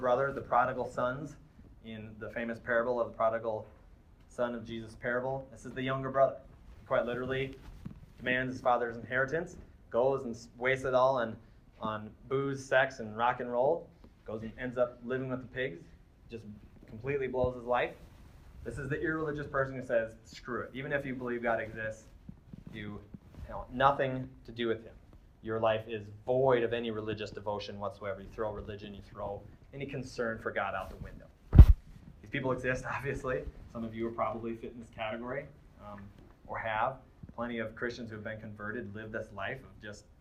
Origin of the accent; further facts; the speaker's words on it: Midwest, United States; I'm from the Midwest